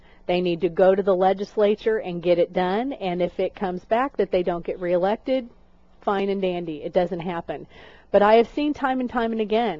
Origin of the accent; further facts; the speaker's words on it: Raytown, Missouri, United States; I'm from Missouri. I'm from Raytown, Missouri.